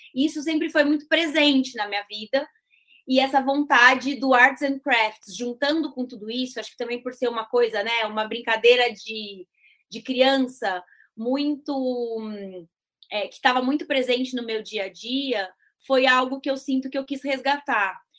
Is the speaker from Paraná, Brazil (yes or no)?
no; interior of São Paulo, Brazil; minha família é do interior